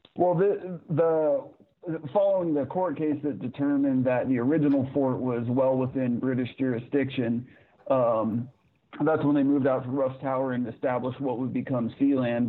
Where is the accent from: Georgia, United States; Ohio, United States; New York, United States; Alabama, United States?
Ohio, United States; Zanesville; I'm I'm from Zanesville, Ohio, so just in the barely earliest foothill